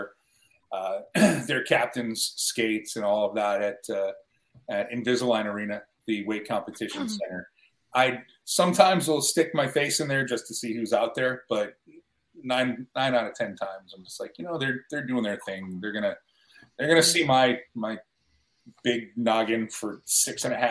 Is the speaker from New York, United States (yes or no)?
yes; Buffalo, New York, United States; moved away; I grew up in Buffalo